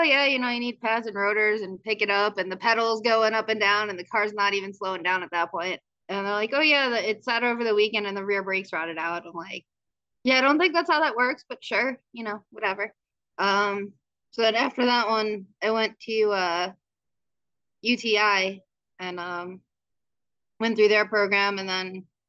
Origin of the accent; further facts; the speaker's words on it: New York, United States; moved away; originally I was in New York. So when I moved from New York and came out here, there was a discrepancy in how I wanted to work